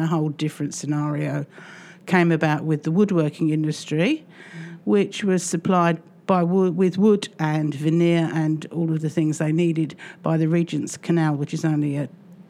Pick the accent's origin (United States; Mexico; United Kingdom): United Kingdom; London; I was born in 1952 in Bethnal Green Hospital, and I lived at 77 Columbia Road until I was 21.